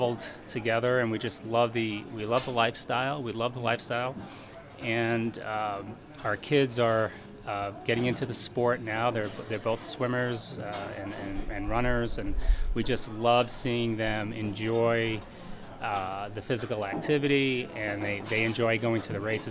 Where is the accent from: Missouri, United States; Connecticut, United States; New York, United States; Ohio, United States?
Missouri, United States; St. Louis; I'm from St. Louis, Missouri